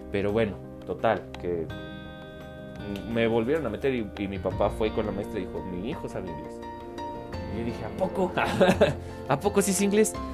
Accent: Mexico; also born or lived in Puebla; mi papá, mi mamá, mi hermana y yo nos fuimos a vivir a, un estado de aquí de México, porque yo soy de México, eh, que se llama Puebla.

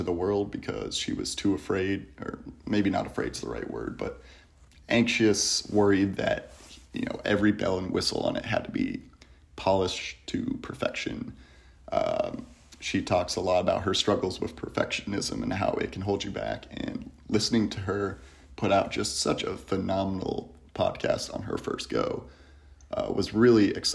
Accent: Kent, Ohio, United States; I'm from Kent, Ohio. It is a beautiful little college town between Cleveland and Akron.

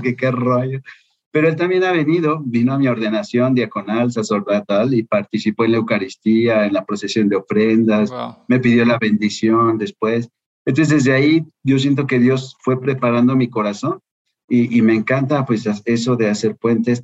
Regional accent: Guadalajara, Jalisco, Mexico; moved away as an adult; also born or lived in France; now in Mexico City, Mexico; Soy entonces originario de Guadalajara eh, tengo 50 años

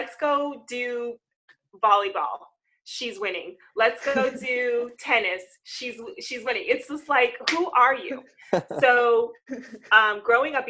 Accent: Southern California, United States; I am from California. I'm a Southern California girl, born and raised

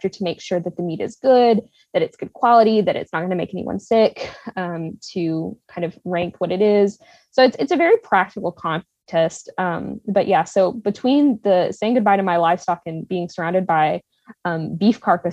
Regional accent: Texas, United States; We're from Texas

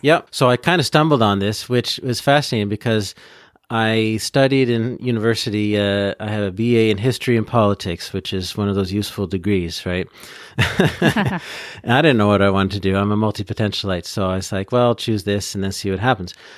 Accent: Peterborough, Ontario, Canada; also born or lived in Vancouver / Trois-Rivières area, Quebec; now in Gatineau, Canada; originally I'm from, uh, uh, Peterborough, which is in Ontario between Toronto and, uh, Ottawa

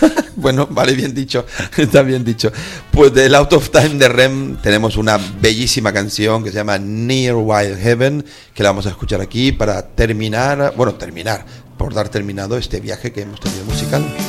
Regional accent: Gran Canaria, Canary Islands, Spain; mi tierra, en un solar, en un solar de un pueblo que se llama Las Huesas

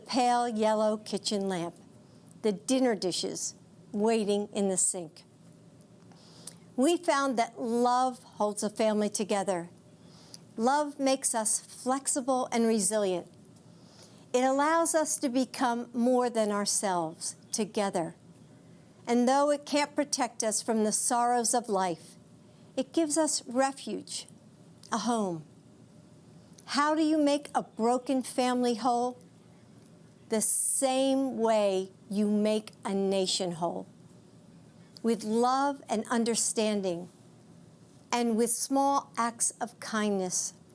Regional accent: United States; as an American

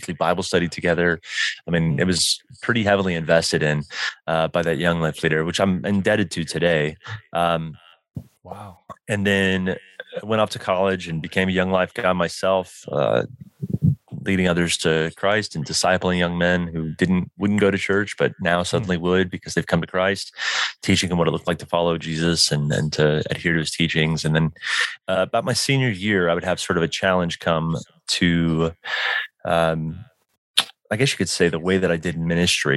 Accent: Dallas, Texas, United States; now in Denver, United States; I'm originally from Dallas, Texas

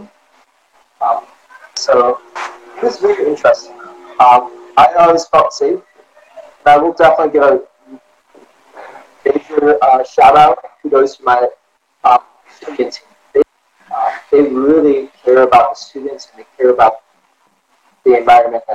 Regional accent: Cumberland, United States; moved away as an adult; now in Detroit, United States; I am from a little town called Cumberland, which is south of Detroit, Ohio, and the lake, and it's a very small little

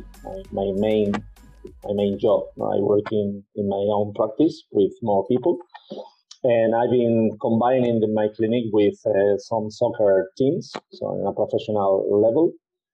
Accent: Spain; I was born in Spain and I live in Spain

